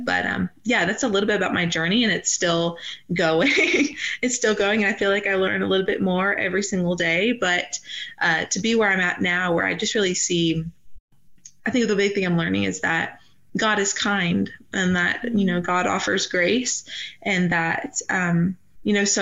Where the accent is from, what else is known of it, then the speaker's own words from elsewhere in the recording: Georgia, United States; moved away as an adult; also born or lived in Nashville, Tennessee; now in Wyoming, United States; I was born and raised in Georgia